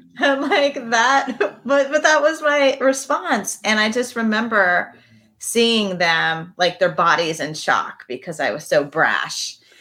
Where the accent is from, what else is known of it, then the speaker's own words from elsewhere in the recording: Midwest, United States; I come from the Midwest